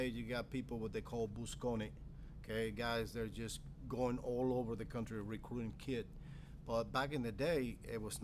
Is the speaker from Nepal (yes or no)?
no; Estebanía, Azua, Dominican Republic; moved away; growing up in Dominican Republic